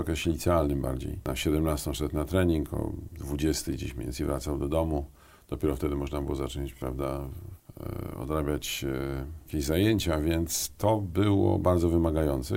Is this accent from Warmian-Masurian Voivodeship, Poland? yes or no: yes; Mikołajki, Warmian-Masurian Voivodeship, Poland; moved away as an adult; also born or lived in Mrągowo / Olsztyn / Warsaw; ja jestem chłopak z Mazur, a to znaczy Mikołajki Mrągowolsztyn, to jest takie mm -hmm. moje kurikulum e, szkolne